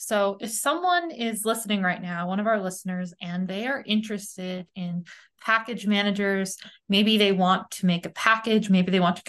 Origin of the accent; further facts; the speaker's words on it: New England, United States; I hail from New England and we have lots of, yeah, we definitely have maple walnut.